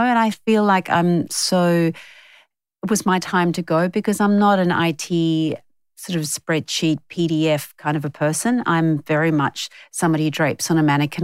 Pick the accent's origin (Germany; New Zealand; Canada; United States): New Zealand; now in Australia; growing up in New Zealand